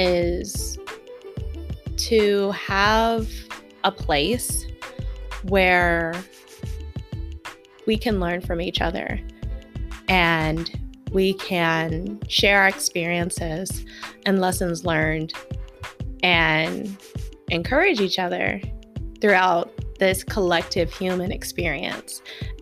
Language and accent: English; Houston, Texas, United States; moved away as an adult; now in Escondido, United States; I currently live in Escondido, California. I moved out here from Houston, Texas when I joined the military, and my first and only duty station was in San Diego County, and that's what brought me to California.